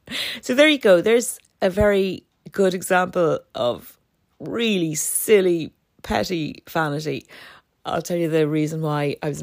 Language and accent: English; Dublin, Leinster, Ireland; my brother, when we were teenagers growing up in Dublin, when we both left home and moved into Dublin City